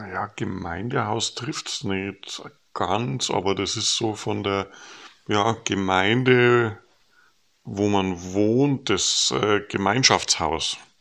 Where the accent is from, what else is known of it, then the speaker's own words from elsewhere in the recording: Regensburg, Bavaria, Germany; moved away as an adult; now in North Jutland, Denmark; Regensburg verbinde, wo wir herkommen